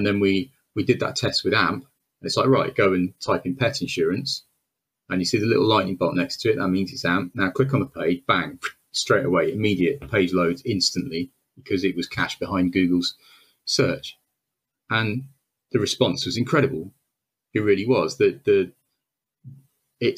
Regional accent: Wales, United Kingdom; I'm Welsh

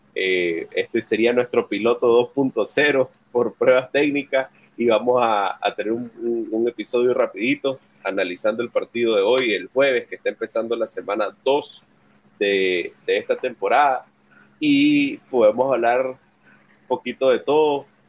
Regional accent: Nicaragua; Somos dos nicaragüenses

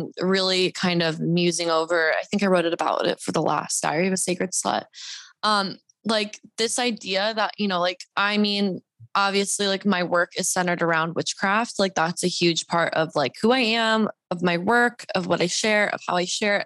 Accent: Deep South, United States; also born or lived in Bible Belt; now in Los Angeles, United States; I'm a Mexican Jew. I grew up in the deep South

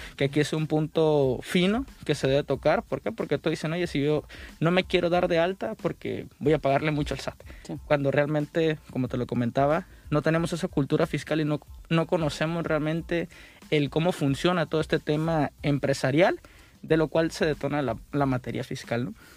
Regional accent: Mexico; como buenos mexicanos siempre decimos

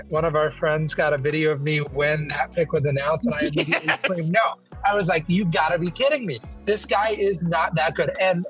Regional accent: Pennsylvania, United States; moved away as an adult; So I grew up in Pennsylvania. I still lived there

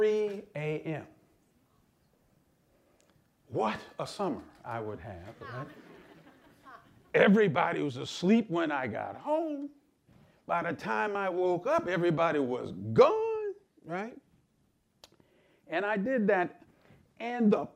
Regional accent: Lansing, Michigan, United States; I grew up in Lansing, Michigan

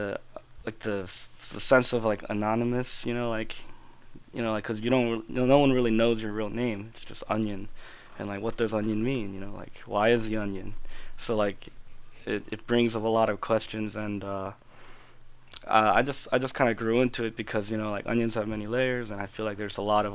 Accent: Falls Church, Virginia, United States; also born or lived in Incheon, South Korea / Washington, District of Columbia, United States; I moved into Falls Church, which is where I am now, and it's been my hometown for all these many years

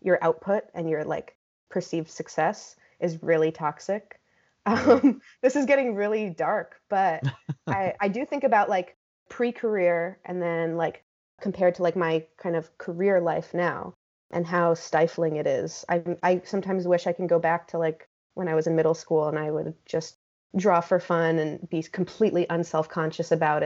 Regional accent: Teaneck, New Jersey, United States; moved away as an adult; now in St. Louis, United States; been raised in Teaneck and, you know, spent the first 18 years of my life there.

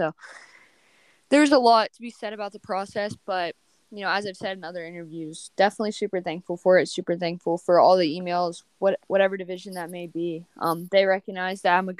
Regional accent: West Virginia, United States; in my home state

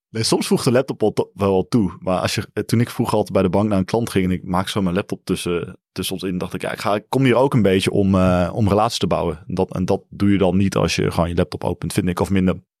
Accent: Limburg, Netherlands; Ik kom ook uit Limburg

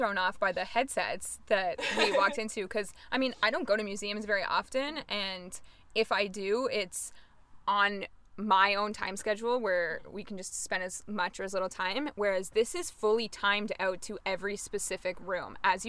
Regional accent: Canada; Even though we're Canadian

